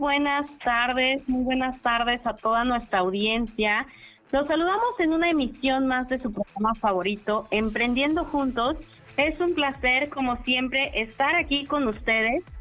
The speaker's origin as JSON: {"language": "Spanish", "town": "Chignahuapan", "region": "Puebla", "country": "Mexico", "tie": "born or raised there", "said": "Yo nací en Chignahuapan, ¿no? Entonces me tocó ver cómo ese crecimiento, siempre he vivido aquí en Puebla"}